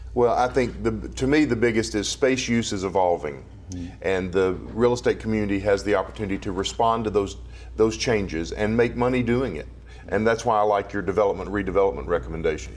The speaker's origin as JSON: {"language": "English", "town": "Dallas", "region": "Texas", "country": "United States", "tie": "born or raised there", "said": "my hometown of Dallas, Texas"}